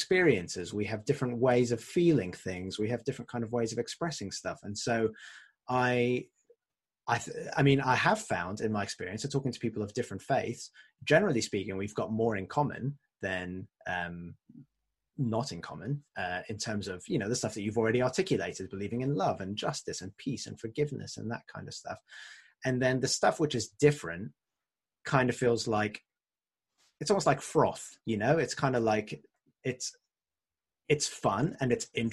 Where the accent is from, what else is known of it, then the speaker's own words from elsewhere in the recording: France; moved away; I grew up in France, and my French is a bit rusty.